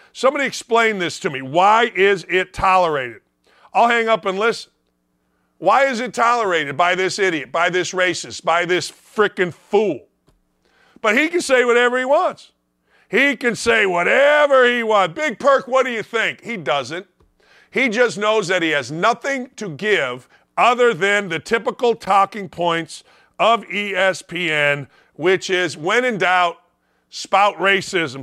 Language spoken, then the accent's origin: English; Gary, Indiana, United States; growing up in Gary, Indiana